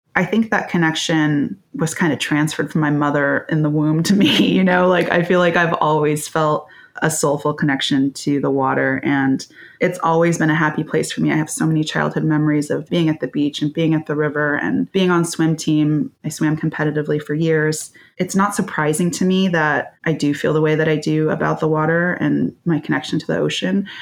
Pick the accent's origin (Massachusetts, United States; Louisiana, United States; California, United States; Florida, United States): California, United States; Bay Area; I grew up in the Bay Area and came from a family of swimmers